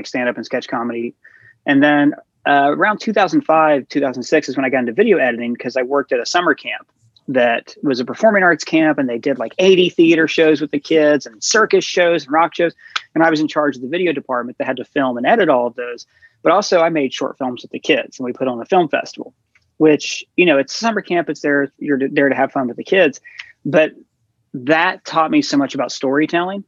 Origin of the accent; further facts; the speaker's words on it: Ohio, United States; moved away as an adult; now in New York, United States; I grew up in a small town. I think it was beyond my wildest dreams to even think that I would live in New York, you know, like I grew up in Ohio